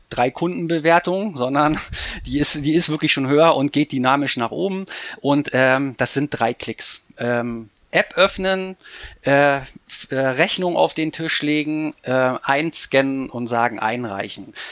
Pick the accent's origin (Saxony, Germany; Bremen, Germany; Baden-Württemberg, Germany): Bremen, Germany; Ich bin ja Bremer, das heißt dreimal das Bremer Recht.